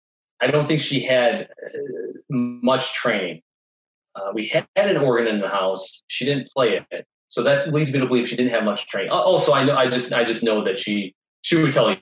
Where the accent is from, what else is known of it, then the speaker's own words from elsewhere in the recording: Harvard, Illinois, United States; also born or lived in Poplar Grove, Illinois; I was 15 or 16 when we moved from Harvard to Poplar Grove